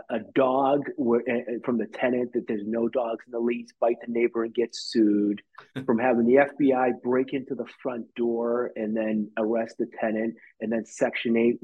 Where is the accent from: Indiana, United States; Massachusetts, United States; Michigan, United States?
Massachusetts, United States; Quincy; I'm from Quincy. My office is in Quincy.